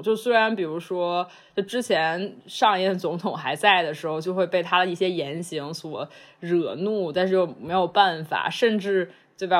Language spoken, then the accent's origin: Chinese; China; moved away as an adult; now in Los Angeles, United States; 成长在中国